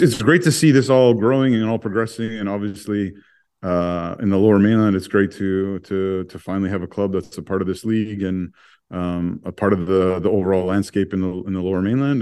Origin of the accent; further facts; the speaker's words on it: Toronto, Ontario, Canada; also born or lived in Sudbury, Ontario; I was born in Sudbury and I grew up in North York in Thornhill